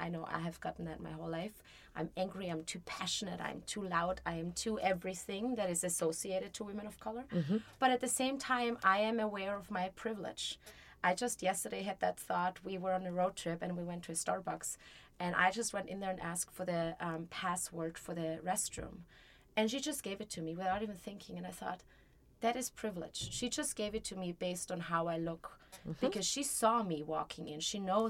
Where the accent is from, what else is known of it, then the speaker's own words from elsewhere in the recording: Mexico; also born or lived in Austria; I am half Mexican. I am half Austrian. There is no really. Like, my dad is from Mexico. My mom is from Austria. I lived in both countries. I grew up bilingual.